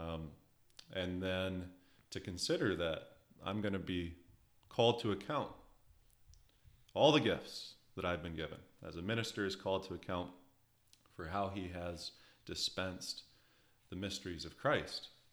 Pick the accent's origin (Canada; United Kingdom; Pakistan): Canada; Alberta; now in Ontario, Canada; I'm from Western Canada, in the beautiful uh, province of Alberta.